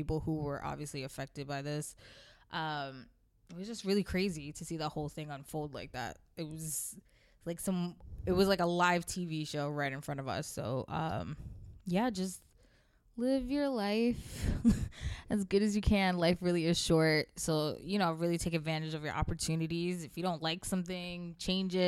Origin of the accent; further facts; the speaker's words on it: the South, United States; now in New York, United States; I moved far away from the South because it was boring to me as an adolescent